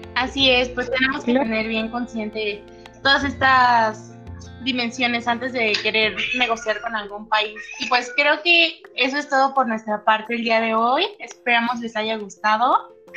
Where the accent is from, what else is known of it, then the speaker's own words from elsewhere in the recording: Mexico; viviendo pues, como mexicanos